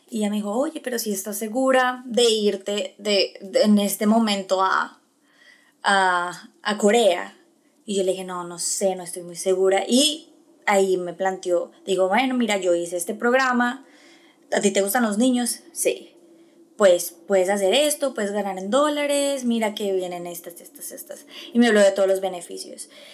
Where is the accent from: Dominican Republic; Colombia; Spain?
Colombia; moved away as an adult; now in United States; soy una colombiana, orgullosamente colombiana, eh, en Estados Unidos